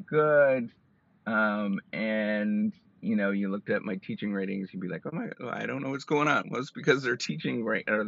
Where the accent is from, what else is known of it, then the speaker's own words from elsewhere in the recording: Canada; I'm Canadian